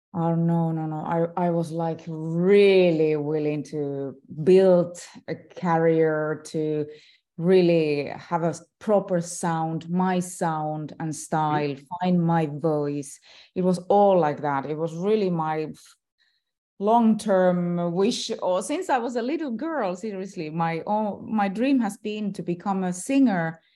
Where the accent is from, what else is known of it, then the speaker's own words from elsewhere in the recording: Finland; I am still a celebrity in my home country